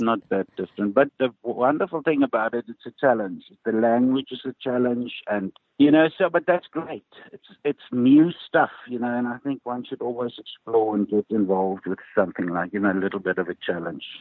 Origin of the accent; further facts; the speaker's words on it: Ermelo, Mpumalanga, South Africa; I grew up in Ermelo